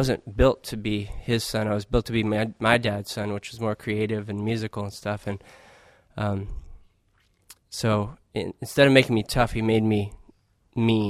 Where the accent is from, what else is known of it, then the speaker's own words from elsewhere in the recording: Arizona, United States; I grew up in Arizona mostly